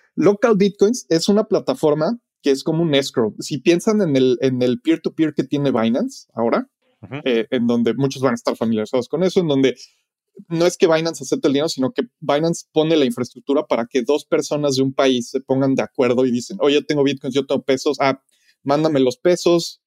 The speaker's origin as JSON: {"language": "Spanish", "country": "Mexico", "moved": "yes", "lives_now": "Los Angeles, United States", "said": "Yo como mexicano viviendo en Los Ángeles"}